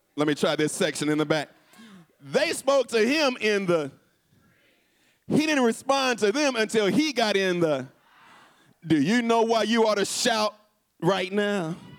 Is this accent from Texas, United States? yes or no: yes; Houston, Texas, United States; my hometown of Houston